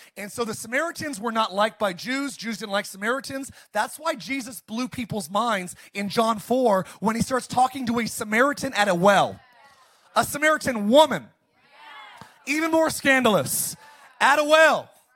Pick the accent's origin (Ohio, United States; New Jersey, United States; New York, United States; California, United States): California, United States; Palmdale; I grew up in Palmdale, Lancaster